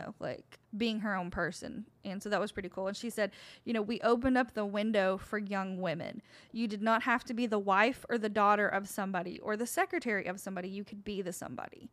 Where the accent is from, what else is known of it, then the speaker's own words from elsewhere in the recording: Oak Ridge, Tennessee, United States; my hometown, Oak Ridge